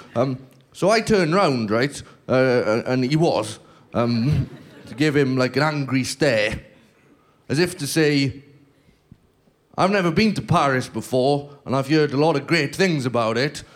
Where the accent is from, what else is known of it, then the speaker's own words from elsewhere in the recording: Welsh, Wales, United Kingdom; I'm Welsh